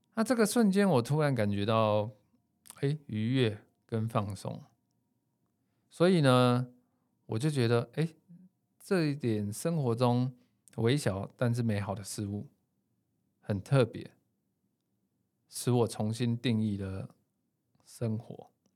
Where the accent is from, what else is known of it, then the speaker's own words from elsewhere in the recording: Taipei, Taiwan; 我自己是一个台北小孩，然后在都市长大生活，工作多年的上班族